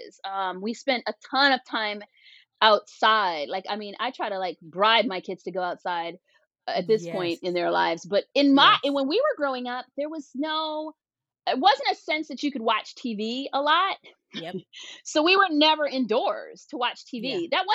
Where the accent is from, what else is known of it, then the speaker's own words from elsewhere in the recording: Washington, District of Columbia, United States; I grew up in Washington, D.C.